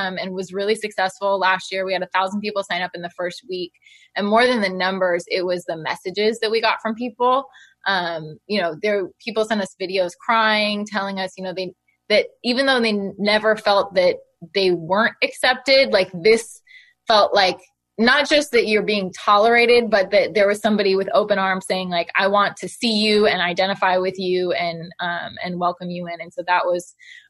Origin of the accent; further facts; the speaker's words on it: Oakland, California, United States; I grew up in Oakland in the Bay Area